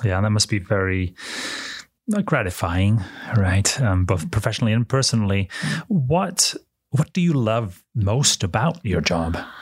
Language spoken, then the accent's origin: English; United Kingdom; now in United States; I'm an immigrant from the United Kingdom.